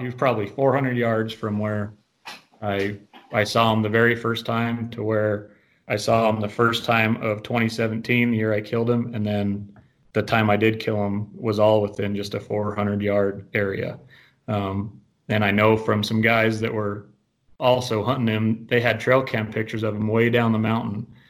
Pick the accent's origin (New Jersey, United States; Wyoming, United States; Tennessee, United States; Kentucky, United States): Wyoming, United States; Green River; I'm born and raised in Green River. I've lived here all my life